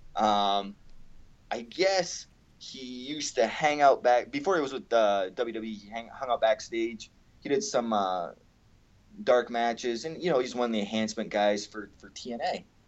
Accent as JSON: {"language": "English", "country": "Canada", "tie": "born or raised there", "said": "I grew up in Canada"}